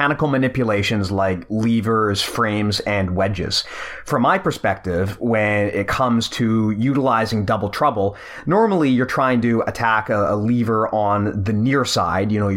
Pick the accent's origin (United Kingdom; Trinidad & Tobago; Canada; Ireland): Canada; I'm Canadian here